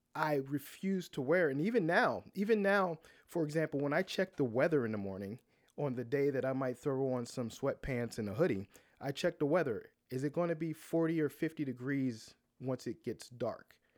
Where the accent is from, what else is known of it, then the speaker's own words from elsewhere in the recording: Baltimore, Maryland, United States; now in Atlanta, United States; I grew up in Baltimore, and I grew up in the city, not outside the city